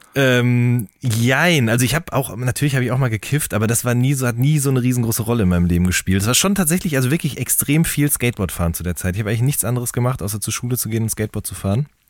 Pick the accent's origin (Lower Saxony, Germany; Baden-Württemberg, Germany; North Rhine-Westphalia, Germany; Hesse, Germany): North Rhine-Westphalia, Germany; Hagen; ich komme ja aus Hagen